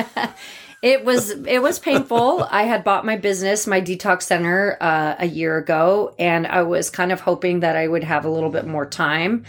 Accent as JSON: {"language": "English", "town": "Boise", "region": "Idaho", "country": "United States", "tie": "born or raised there", "also_born_or_lived": "Bozeman, Montana", "said": "I'm from Boise. I was born here"}